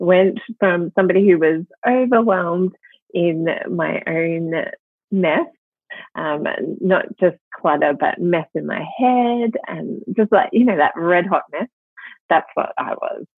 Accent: Melbourne, Victoria, Australia; accent: Australian; now in Sydney, Australia; I am originally from Melbourne

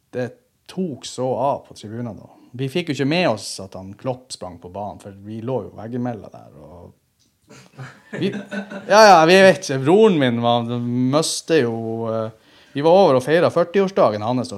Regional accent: Andøya, Nordland, Norway; now in Tromsø, Norway; jeg er fra Andøya og bor i Tromsø.

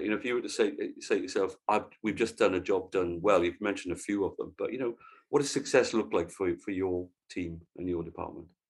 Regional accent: Wales, United Kingdom; as a Welshman and therefore a fellow Celt

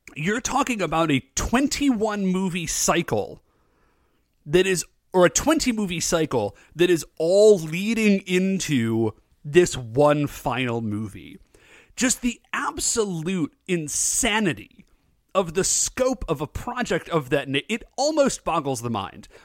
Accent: United States; I'm an American, chuckleheads. I was weaned on Coca-Cola

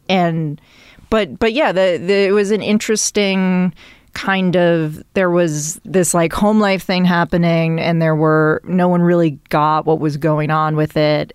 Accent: Milton, Massachusetts, United States; moved away as an adult; also born or lived in New York; Milton is fifteen minute drive into Boston, as a kid, the public transportation was not great

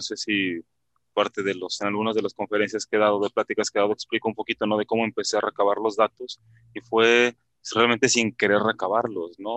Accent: Mexico; nosotros los mexicanos

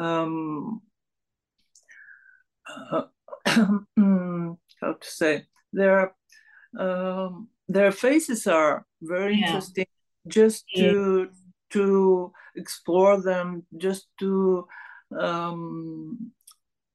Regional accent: Sofia, Sofia City, Bulgaria; English is a second language; I was born here in Sofia, and the capital one, the capital of Bulgaria

